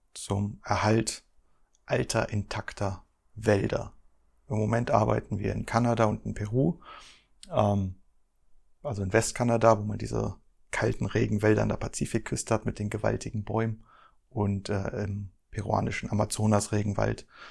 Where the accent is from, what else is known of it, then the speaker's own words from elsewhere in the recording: Germany; Ich komme ja hier aus dem Harz